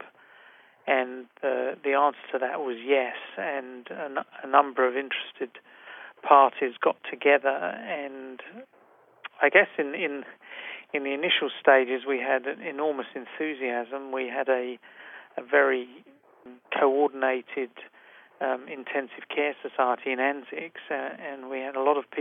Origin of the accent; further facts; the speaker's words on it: England, United Kingdom; moved away as an adult; also born or lived in London, United Kingdom / Toronto, Canada; now in Sydney, Australia; my personal background is that I'm originally from England